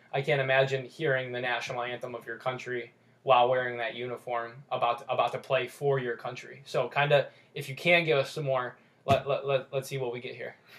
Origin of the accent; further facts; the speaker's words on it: United States; I was born in the United States, yeah.